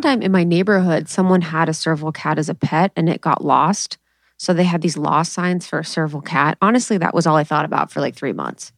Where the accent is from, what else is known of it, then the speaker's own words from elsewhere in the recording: Ohio, United States; now in California, United States; I'm from Ohio